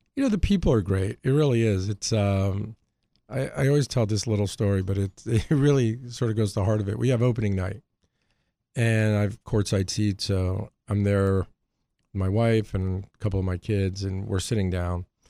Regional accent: Hartford, Connecticut, United States; moved away; also born or lived in New York; I grew up in Hartford.

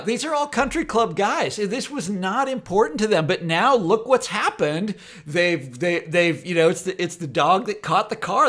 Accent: Kansas, United States; I lived in Kansas, which was always Republican

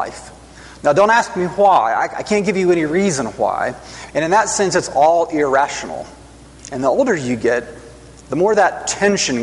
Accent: Huntsville, Alabama, United States; I grew up mostly around Huntsville, Alabama

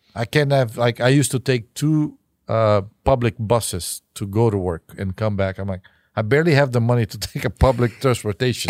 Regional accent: Brazil; now in United States; As a Brazilian

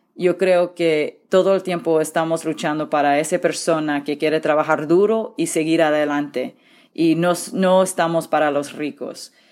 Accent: Central Valley, California, United States; Yo nací en el Valle Central con padres inmigrantes

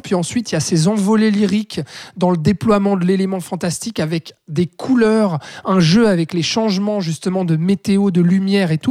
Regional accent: Switzerland; chez nous en Suisse

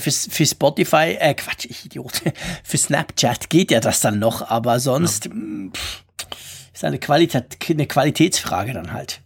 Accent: Switzerland; als Schweizer

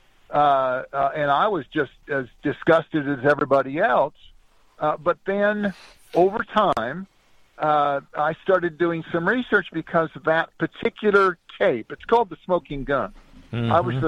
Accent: Southern California, United States; I grew up in Southern California

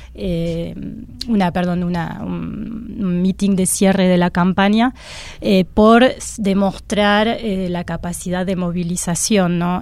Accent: France; moved away; yo soy francesa

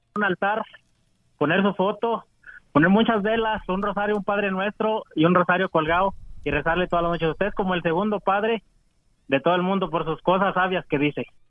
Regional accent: Oregon, United States; also born or lived in California; yo soy de Oregon. Yo nací en, en, California, pero me trajeron aquí en Oregon

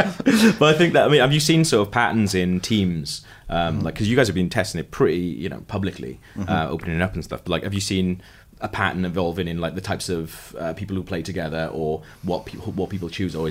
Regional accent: United Kingdom; as a British person

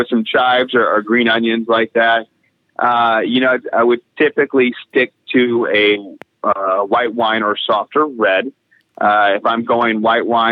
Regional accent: Tennessee, United States; I grew up in Tennessee next to a lot of gas stations

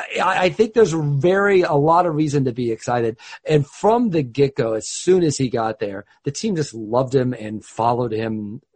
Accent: Midwest, United States; moved away; also born or lived in St. Louis, Missouri; I grew up in the Midwest when they were in St. Louis

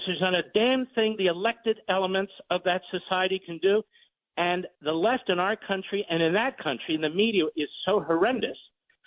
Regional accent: Philadelphia, Pennsylvania, United States; I'm from Philadelphia

